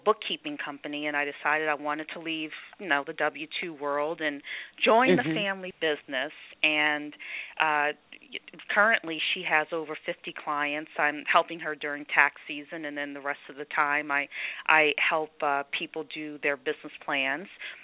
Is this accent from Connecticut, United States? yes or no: no; New Orleans, Louisiana, United States; moved away as an adult; now in Northern Virginia, United States; I grew up in New Orleans through high school